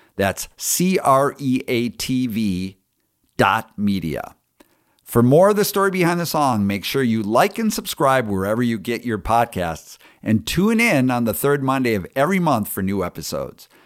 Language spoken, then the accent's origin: English; San Diego, California, United States; my hometown of San Diego